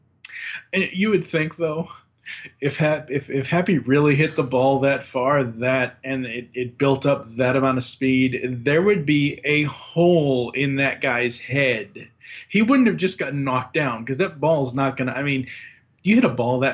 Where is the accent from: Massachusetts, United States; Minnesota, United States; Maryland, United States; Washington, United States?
Massachusetts, United States; Boston; born or raised there